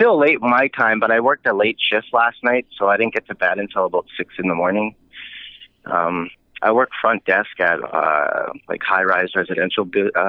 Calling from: Vancouver, British Columbia, Canada; I'm actually from, I'm in Vancouver, British Columbia, Canada right now.

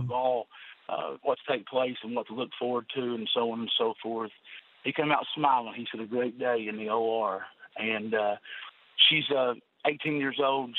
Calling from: Inez, Kentucky, United States; I'm calling from a little town called Inez, Kentucky.

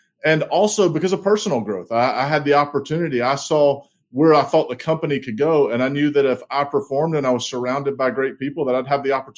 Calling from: Charlotte, North Carolina, United States; And I'm calling in from beautiful Charlotte, North Carolina.

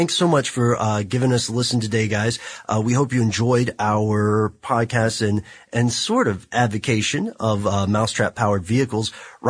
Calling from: Pittsburgh, Pennsylvania, United States

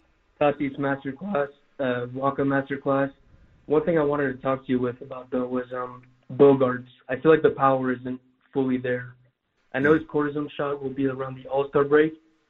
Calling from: Montreal, Quebec, Canada; I'm calling in from Montreal tonight.

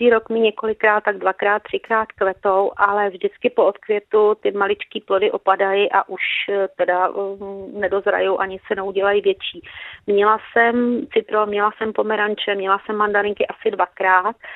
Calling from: South Bohemian Region, Czechia; jsem posluchačka z Jindřichohradecka

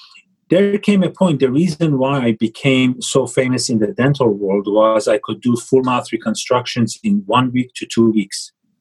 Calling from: Los Angeles, California, United States; I am calling from Los Angeles, and my office is in Beverly Hills, but just a couple of blocks away.

